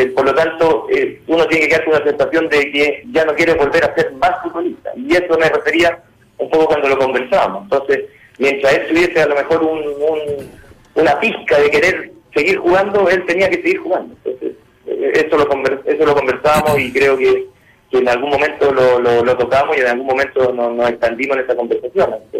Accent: Chile; moved away as an adult; now in Peru; los técnicos chilenos

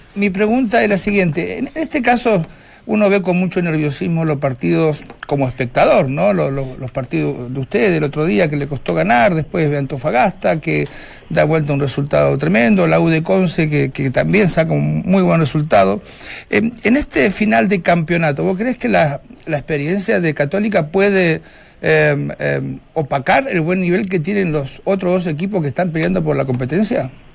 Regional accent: Argentina; siendo argentino

